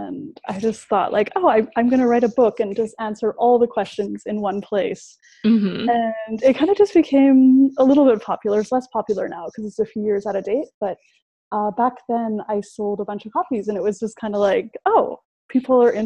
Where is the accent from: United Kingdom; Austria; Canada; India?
Canada; moved away as an adult; also born or lived in South Korea; I'm originally from Canada, but I came back to Canada around 4 years ago. So I now live in Vancouver.